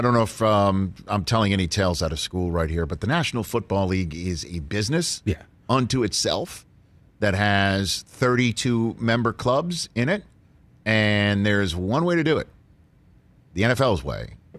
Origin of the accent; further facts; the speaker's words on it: New York City, New York, United States; I'm from New York City